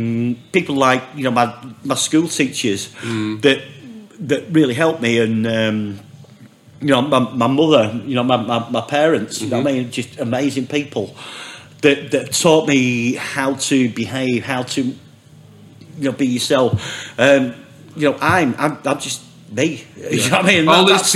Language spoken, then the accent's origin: English; Oldham, North West England, United Kingdom; I grew up in Oldham, mate.